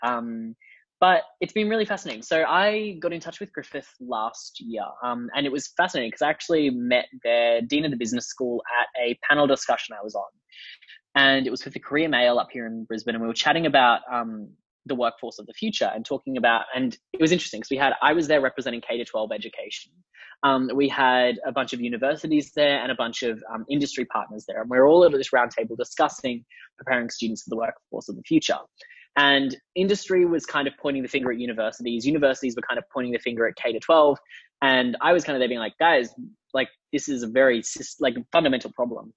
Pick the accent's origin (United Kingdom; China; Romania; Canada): China; growing up in China